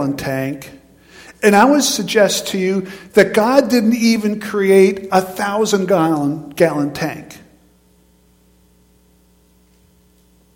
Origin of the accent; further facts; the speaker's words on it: near High Point Mountain, New York, United States; I grew up in New York State, but on the New York side of High Point Mountain.